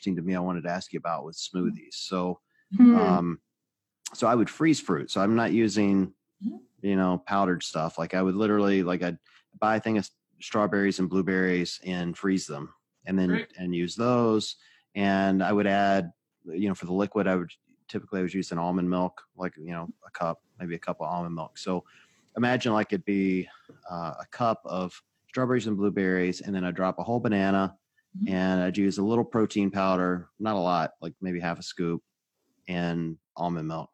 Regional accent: the South, United States; I grew up in the South

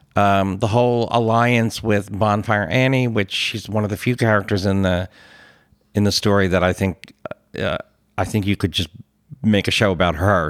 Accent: Philadelphia, Pennsylvania, United States; as a Philadelphian, it's fun that everyone is so into the accent

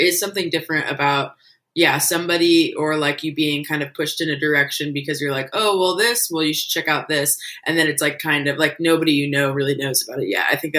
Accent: Portland, Oregon, United States; Yeah, I was born and raised in Portland.

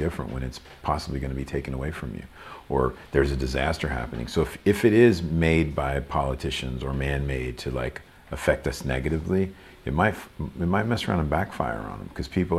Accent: Louisville, Kentucky, United States; now in Los Angeles, United States; I grew up in Louisville, Kentucky

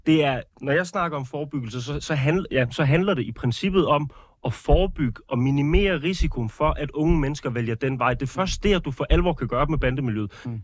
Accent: Odense, Southern Denmark, Denmark; jeg kommer fra Odense

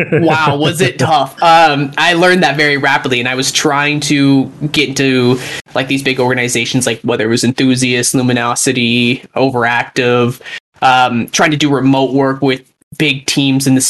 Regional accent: Calgary, Alberta, Canada; moved away as an adult; also born or lived in Edinburgh, Scotland / Toronto; I moved back to my home city of Calgary.

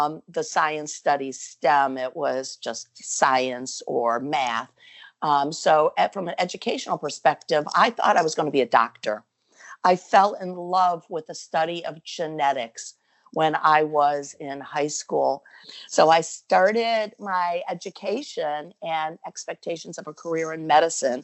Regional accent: Cleveland, Ohio, United States; moved away as an adult; also born or lived in Philadelphia; I'm from Cleveland, Ohio, originally, a Buckeye

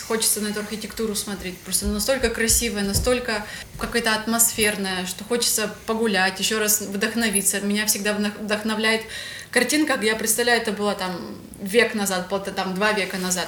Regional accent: Ukraine; moved away as an adult; also born or lived in Russia / Kyrgyzstan / Georgia; Родилась я в России, э, переехала в Украину. Всю свою сознательную жизнь, э, как бы, в принципе, провела здесь

